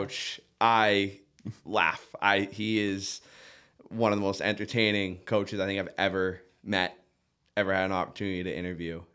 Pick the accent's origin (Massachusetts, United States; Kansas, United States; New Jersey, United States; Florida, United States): Massachusetts, United States; Duxbury; now in Nantucket, United States; I grew up in Duxbury, Massachusetts, South Shore